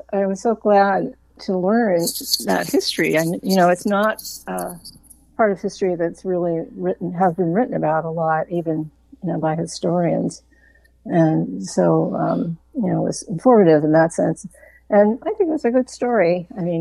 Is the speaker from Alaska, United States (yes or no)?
no; outside of Pittsburgh, Western Pennsylvania, United States; now in Vermont, United States; I grew up in Pennsylvania.